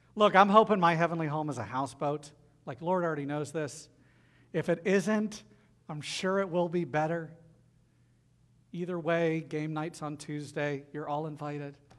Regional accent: the South, United States; accent: southern; my southern accent just bleeds through

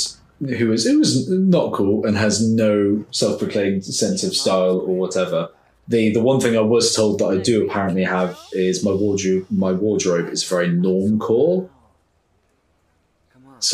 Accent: United Kingdom; us as stiff upper lip Brits

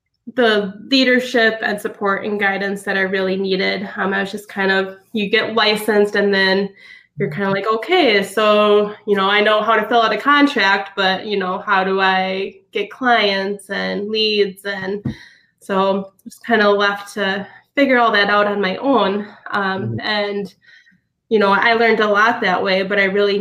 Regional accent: Sparta, Wisconsin, United States; I grew up in Sparta, Wisconsin, up by La Crosse

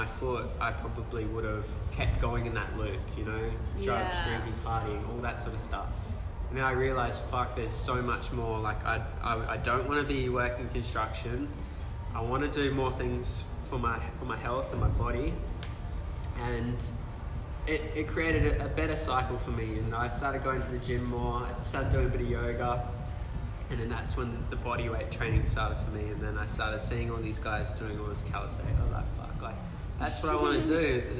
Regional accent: Thornley, England, United Kingdom; I guess the area I grew up around, I grew up in Thornley. Nothing against anyone that grew up in Thornley.

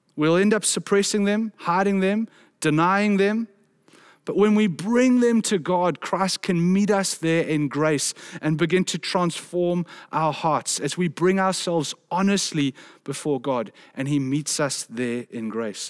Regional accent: South Africa; a South African man

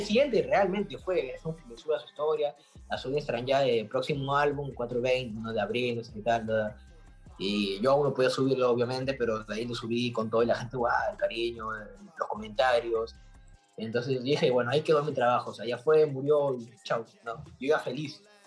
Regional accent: Peru; soy de Perú

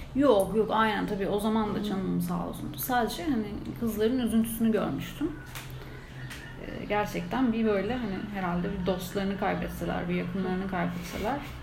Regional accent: İzmir, Turkey; moved away; ben de İzmirliyim

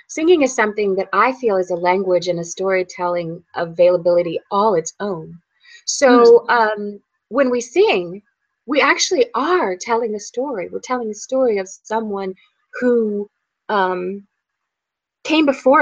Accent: Qualla Boundary, North Carolina, United States; I grew up on the Quala Boundary

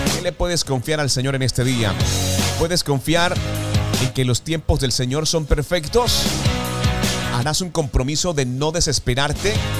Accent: Colombia; desde nuestro país Colombia

